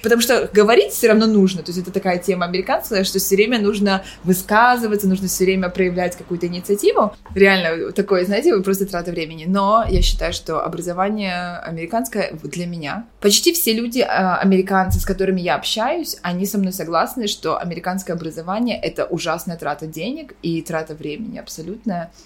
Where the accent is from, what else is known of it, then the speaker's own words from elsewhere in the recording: Kyiv, Ukraine; moved away as an adult; also born or lived in Boston, United States; now in New York, United States; Я родом сама из Киева